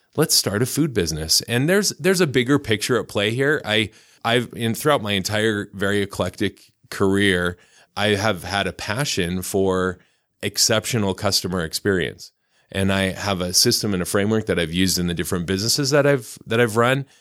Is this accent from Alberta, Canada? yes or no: yes; Lethbridge, Alberta, Canada; also born or lived in Arizona / Seattle / Provo, Utah / Southern California; now in Utah, United States; I grew up in Canada, in southern Alberta